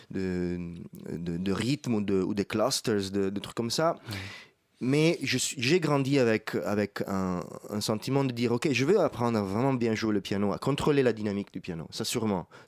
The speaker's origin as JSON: {"language": "French", "town": "Rome", "region": "Lazio", "country": "Italy", "second_language": "French", "said": "moi je viens d'Italie, de Rome, donc c'est la ville la plus belle du monde"}